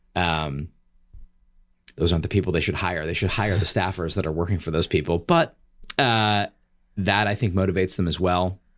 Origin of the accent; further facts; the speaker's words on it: Michigan, United States; moved away as an adult; also born or lived in Chicago / Washington, D.C. / Palo Alto; I grew up in Michigan.